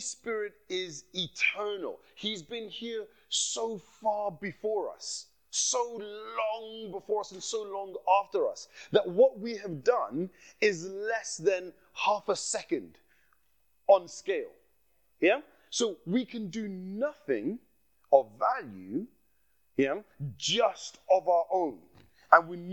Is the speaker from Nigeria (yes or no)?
yes; Nigeria; accent: Nigerian; I slipped into my Nigerian accent there.